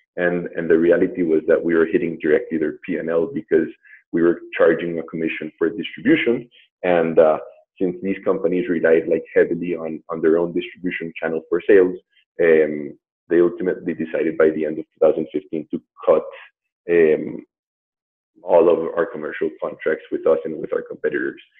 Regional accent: Colombia; moved away as an adult; also born or lived in New York / Boston / Mexico; I'm from Colombia. Um, I've been living abroad um, from Colombia like over 16 years

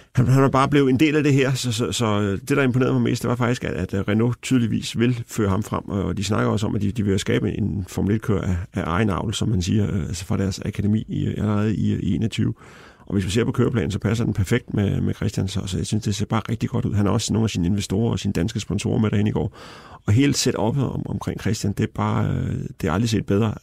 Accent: Denmark; jeg var fra Danmark

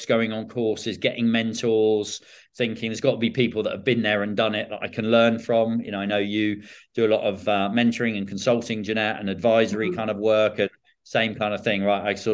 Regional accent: Bournemouth, South West England, United Kingdom; also born or lived in South Africa; Born and raised in Bournemouth

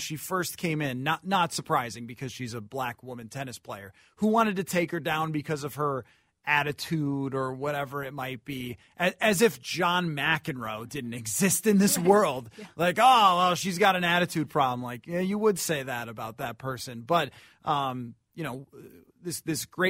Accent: New York, United States; moved away; having grown up in New York

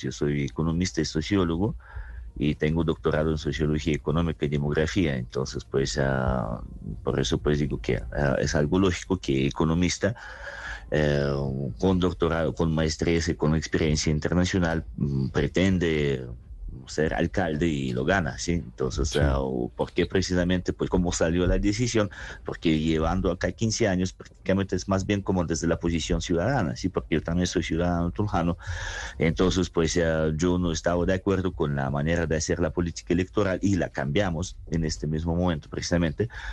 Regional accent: Saratov, Saratov Oblast, Russia; Spanish is a second language; moved away as an adult; also born or lived in Berlin, Germany; now in Tunja, Colombia; yo nací en Rusia y viví allá mi juventud, pero la vida adulta me la pasé en Alemania

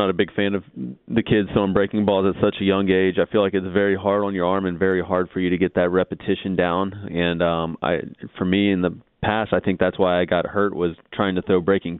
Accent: Texas, United States; I mean, again, with me being a Texan, for me, it's more the fact that it's close to home.

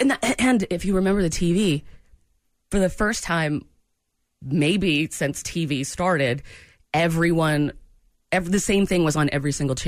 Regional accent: Maine, United States; moved away; I'm from New England, from Maine

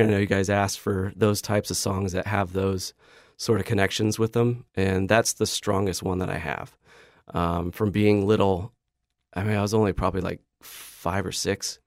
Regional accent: Boise, Idaho, United States; growing up in Idaho was amazing

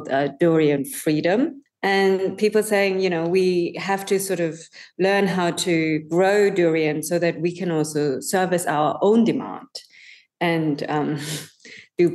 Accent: Germany; now in Singapore; I grew up in Germany

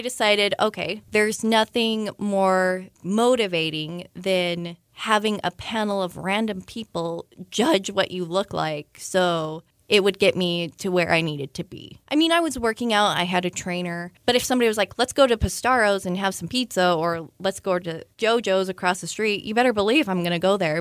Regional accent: Utah, United States; now in Frederick, United States; I'm originally from Utah.

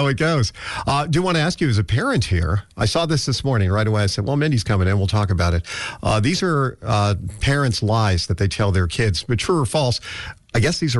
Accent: New York City, New York, United States; I grew up in the Bronx

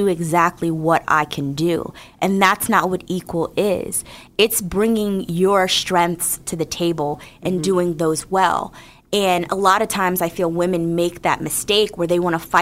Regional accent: New Jersey, United States; moved away; also born or lived in Northern Virginia; I'm from Jersey originally

